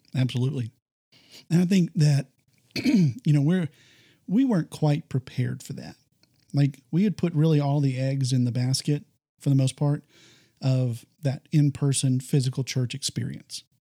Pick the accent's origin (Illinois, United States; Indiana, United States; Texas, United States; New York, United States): Texas, United States; I come from Texas